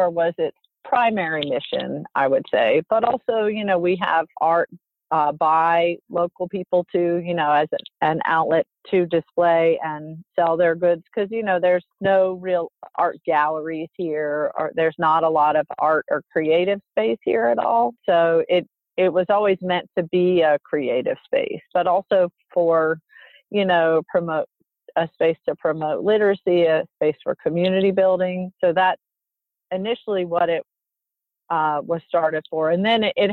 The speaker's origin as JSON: {"language": "English", "town": "Murfreesboro", "region": "North Carolina", "country": "United States", "tie": "born or raised there", "also_born_or_lived": "Boston / Chicago / Los Angeles", "moved": "as an adult", "said": "I grew up in Murfreesboro, so I lived there and, you know, went to school there through high school."}